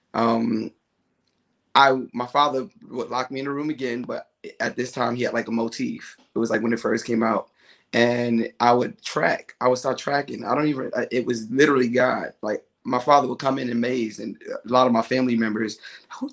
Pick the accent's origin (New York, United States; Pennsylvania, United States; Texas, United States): New York, United States; New York City; now in Union, New Jersey, United States; I'm from the Bronx, New York